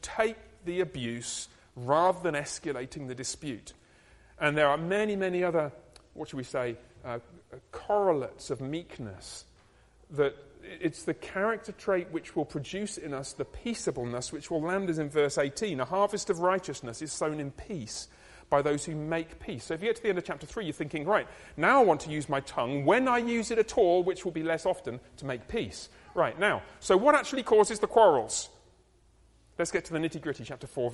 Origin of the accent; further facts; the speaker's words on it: United Kingdom; I'm British